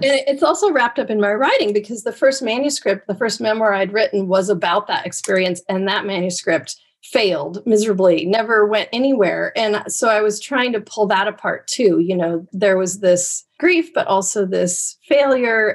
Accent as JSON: {"language": "English", "region": "Oregon coast", "country": "United States", "tie": "born or raised there", "said": "growing up on the Oregon coast"}